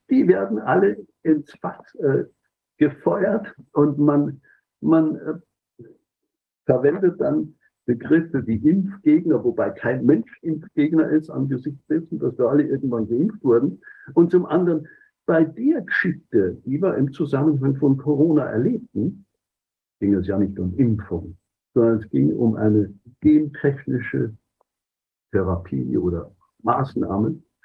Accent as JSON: {"language": "German", "region": "Bavaria", "country": "Germany", "said": "Also ich komme aus der Oberpfalz."}